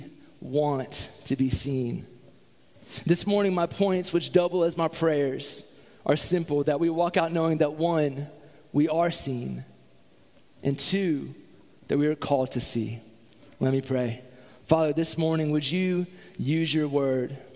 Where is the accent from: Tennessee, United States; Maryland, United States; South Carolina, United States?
South Carolina, United States; Columbia; I grew up in Columbia, South Carolina.